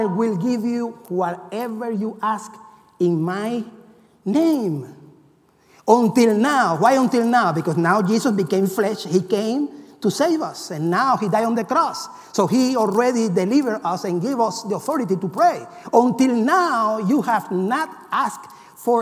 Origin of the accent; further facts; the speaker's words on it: Cuba; moved away; I come from Cuba